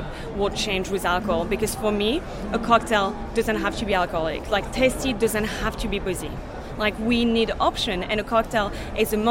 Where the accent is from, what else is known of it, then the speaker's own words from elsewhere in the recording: south of France, France; moved away; I'm from the south of France